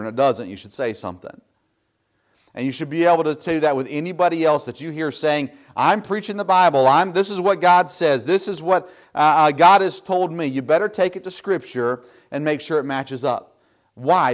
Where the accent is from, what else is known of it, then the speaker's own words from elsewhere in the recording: Tennessee, United States; moved away; I grew up in the South, of course, in Tennessee